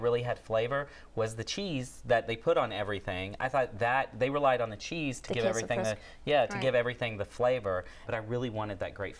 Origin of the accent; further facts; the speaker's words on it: Texas, United States; moved away; I'm from Texas, so like you, I'm used to really good Mexican food, Tex-Mex in my case.